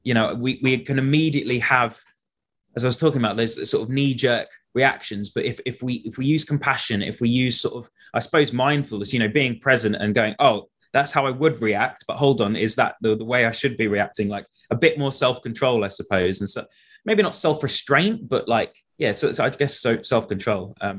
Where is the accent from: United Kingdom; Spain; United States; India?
United Kingdom; especially us, like growing up in Britain, where we have this hangover of the Victorian era